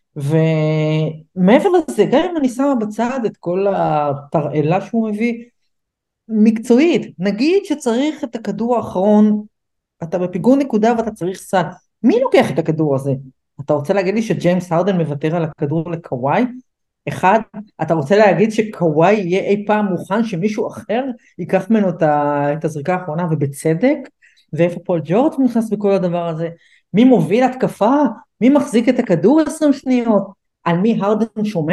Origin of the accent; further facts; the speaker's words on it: United States; כמו שאומרים אצלנו באמריקה